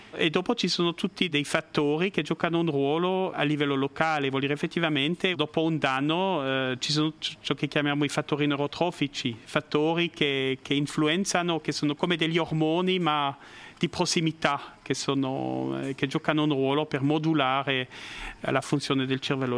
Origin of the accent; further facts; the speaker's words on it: La Chaux-de-Fonds, Neuchâtel, Switzerland; Italian is a second language; also born or lived in Biel/Bienne / Bern / United States; now in Lugano, Switzerland; all'origine sono svizzero-francese, nato a La Chaux-de-Fonds eh, nel canton di Neuchâtel, eh, ho vissuto a Bienne